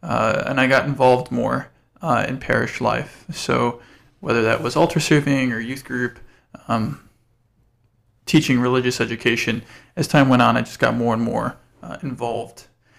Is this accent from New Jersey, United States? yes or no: no; Diocese of Gary, Indiana, United States; was born and raised Catholic. I'm a cradle Catholic, both of my parents. Mm-hmm. I'm a region rat, so I grew up in the Diocese of Gary.